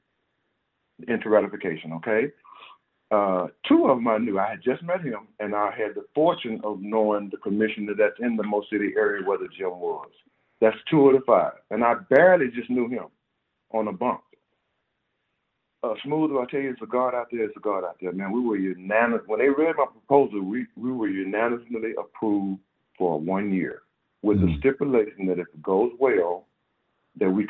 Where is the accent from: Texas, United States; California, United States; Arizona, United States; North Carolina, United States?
Texas, United States; Houston; I'm from Third Ward.